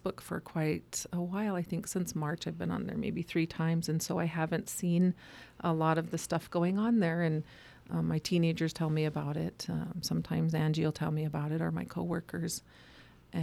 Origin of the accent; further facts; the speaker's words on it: Blackfeet Nation, Montana, United States; My dad is white, my mom is Native, but I grew up on the Blackfeet Nation